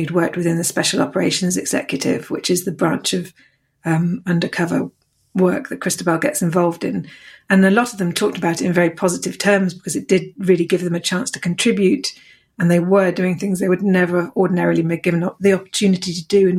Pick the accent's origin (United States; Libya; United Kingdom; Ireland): United Kingdom; Dorset, South West England; born or raised there; also born or lived in Hammersmith, London